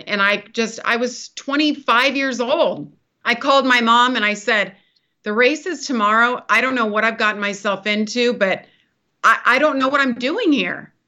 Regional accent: California, United States; I grew up in Lake Tahoe, so California girl, mountain girl

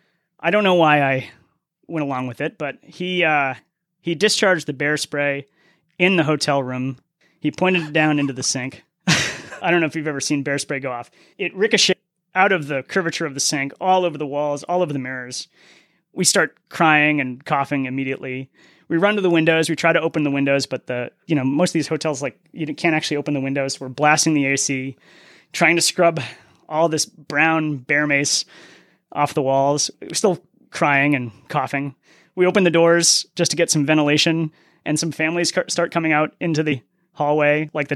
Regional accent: New England, United States; And I'm from New England, so I've seen the New England foliage and how awesome that can be.

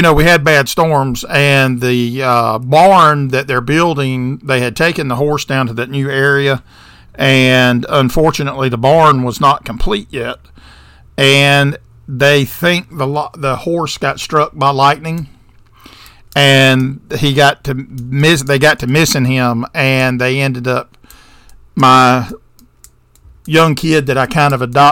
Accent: the South, United States; I'm from the South, and this Yankee dust is foreign.

